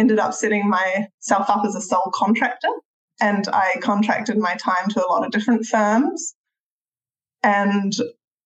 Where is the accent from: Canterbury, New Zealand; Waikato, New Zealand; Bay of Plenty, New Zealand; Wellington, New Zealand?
Canterbury, New Zealand; Christchurch; moved away as an adult; I grew up in Christchurch in New Zealand. That's where I come from.